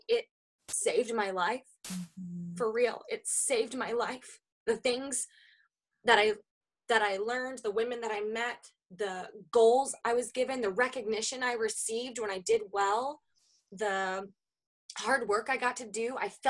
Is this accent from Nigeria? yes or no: no; the Bible Belt, United States; now in Minnesota, United States; I come from the Bible Belt. I went. Then I moved to Minnesota, where it was a little bit more common for me to know people that didn't go to church versus where I came from.